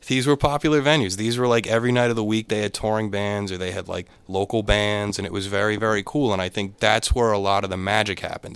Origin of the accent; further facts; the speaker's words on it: Boca Raton, Florida, United States; moved away as an adult; now in Boston, United States; I was a tax accountant in Florida, and I grew up in Boca Raton